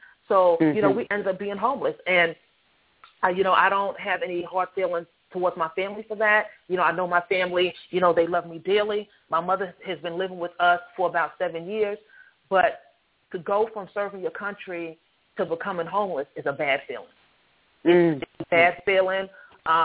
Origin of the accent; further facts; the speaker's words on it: Hempstead, New York, United States; moved away as an adult; also born or lived in North Carolina; now in Maryland, United States; I'm born and raised Hempstead, New York, which is Long Island